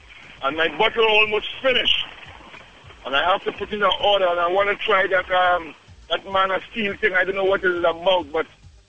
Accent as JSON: {"language": "English", "country": "Trinidad & Tobago", "moved": "yes", "said": "I'm from Trinidad, boss."}